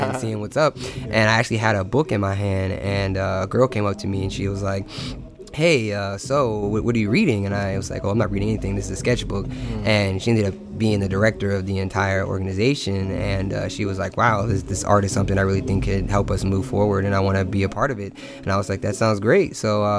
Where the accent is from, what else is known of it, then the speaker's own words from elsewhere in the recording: Virginia Beach, Virginia, United States; I'm actually from Virginia Beach.